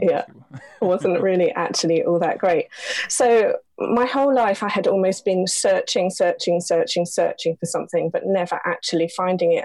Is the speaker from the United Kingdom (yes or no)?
yes; London, United Kingdom; also born or lived in Belper, Derbyshire; we moved to London when I was seven